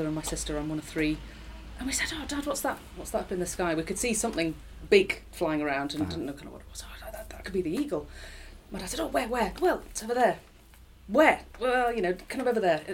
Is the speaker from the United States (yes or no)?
no; Durham, North East England, United Kingdom; moved away as an adult; I am from Durham, County Durham, northeast. I grew up there